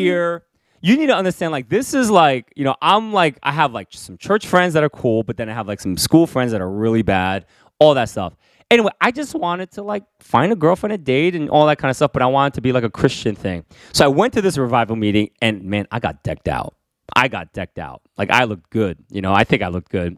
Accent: New York City, New York, United States; also born or lived in Korea; when I was growing up in Queens in the Bronx

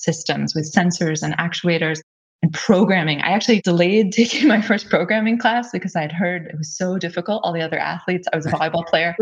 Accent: California, United States; moved away as an adult; also born or lived in Pennsylvania; now in Germany; I grew up in California. Actually, although my name looks German and I live in Germany, I'm actually American

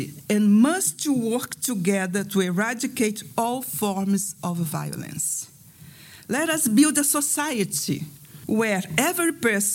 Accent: South Africa; I'm from South Africa

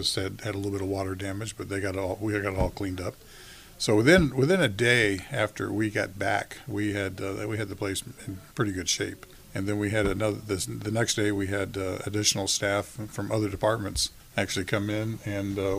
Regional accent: Miami, Florida, United States; now in Tampa Bay, United States; I was born and raised in Miami

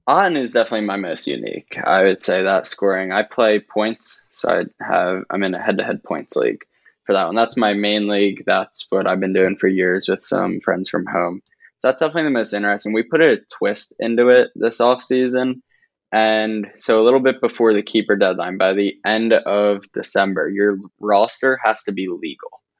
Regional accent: New Jersey, United States; I grew up in South Jersey, so right outside of Philly

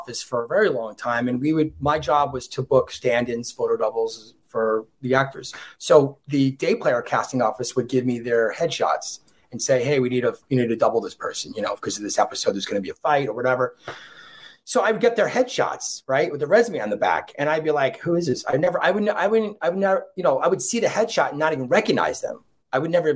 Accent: Monroe, New York, United States; he hasn't been to my hometown. I'm from Monroe, New York

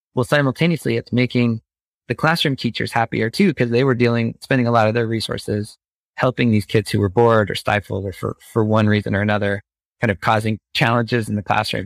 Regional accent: Phoenix, Arizona, United States; growing up in the Phoenix suburbs

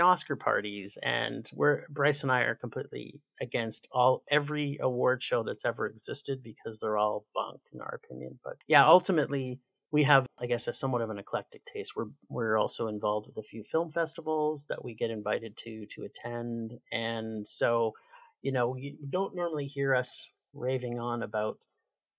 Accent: Toronto, Ontario, Canada; also born or lived in Winnipeg, Manitoba; now in Calgary, Canada; I grew up in Toronto, and then my family moved west

